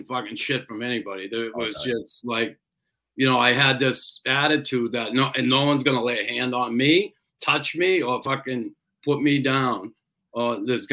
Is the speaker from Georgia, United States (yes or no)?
no; Boston, Massachusetts, United States; I grew up in Boston, neighborhood there, West Roxbury, predominantly Irish neighborhood.